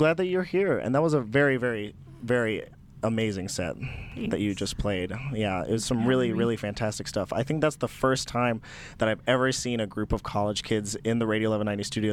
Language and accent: English; Durango, Colorado, United States; I'm originally from Durango, Colorado, which is one of the more southern cities in Colorado.